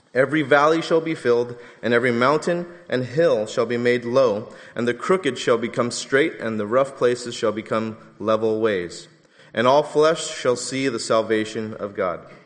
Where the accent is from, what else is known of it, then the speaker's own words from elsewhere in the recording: Southern California, United States; I'm from Southern California because only we call the five the five